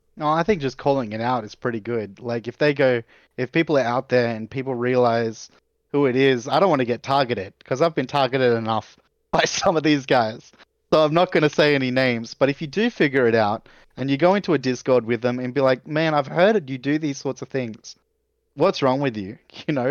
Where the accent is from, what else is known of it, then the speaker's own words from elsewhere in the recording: Australia; as an Australian